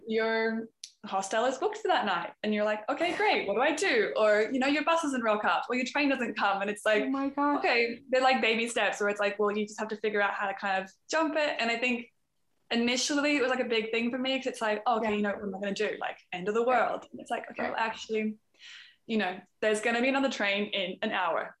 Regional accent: Australia; also born or lived in Canada; now in Amsterdam, Netherlands; I'm an Aussie, um, but I'm living in Amsterdam at the moment.

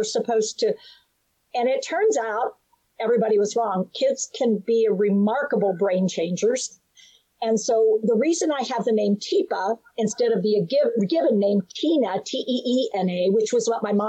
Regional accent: United States; also born or lived in West Virginia; I'm from North Carolina and West Virginia

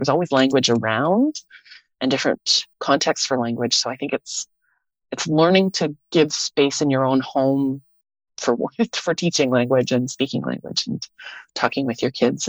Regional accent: Winnipeg, Manitoba, Canada; now in Vancouver, Canada; I came from Winnipeg and moved out to Vancouver where there's this, it's a very different language landscape out here on the Pacific coast.

